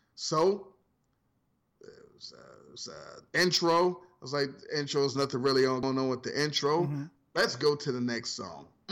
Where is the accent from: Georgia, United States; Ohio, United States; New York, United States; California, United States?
Ohio, United States; From Ohio